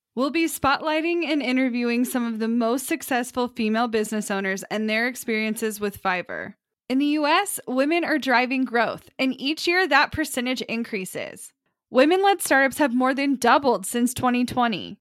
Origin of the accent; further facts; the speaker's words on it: Midwest, United States; I am from the Midwest and have a lot of small town things that happen